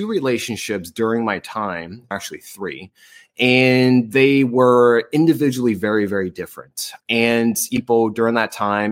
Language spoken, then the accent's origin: English; New Jersey, United States; also born or lived in North Las Vegas / New Orleans / Seattle; now in California, United States; I'm originally from New Jersey